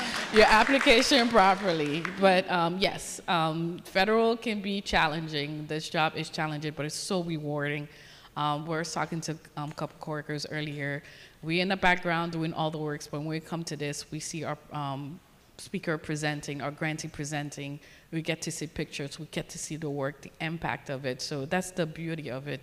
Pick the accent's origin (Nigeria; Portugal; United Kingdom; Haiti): Haiti; moved away; I grew up in a beautiful island of Haiti, so growing up in the Caribbean